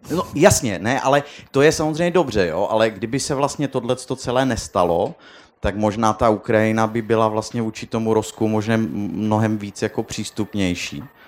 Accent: Czechia; jsem se narodil v Československu

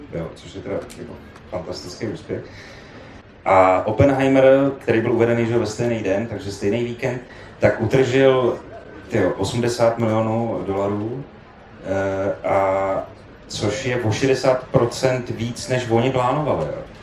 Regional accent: Prague, Czechia; já jako Pražák vidím v té Praze jako v přímém přenosu

